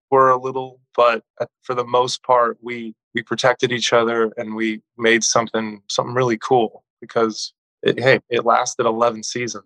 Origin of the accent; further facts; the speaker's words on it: Southern California, United States; also born or lived in Texas / Phoenix / Colorado / Mexico; I grew up in Southern California m- most of my life